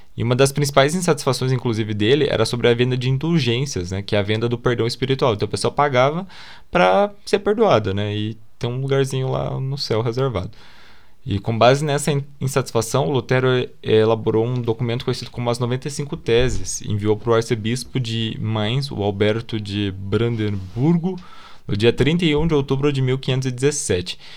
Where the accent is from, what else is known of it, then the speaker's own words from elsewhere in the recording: Brazil; a gente é brasileiro